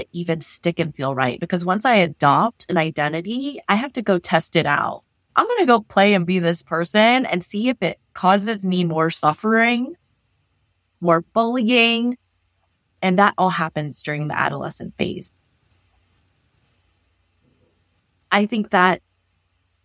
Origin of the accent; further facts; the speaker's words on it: Los Angeles, California, United States; I grew up in Los Angeles